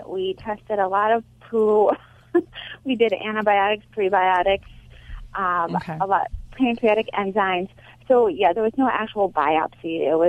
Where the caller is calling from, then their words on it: Wisconsin, United States; I'm calling from Wisconsin.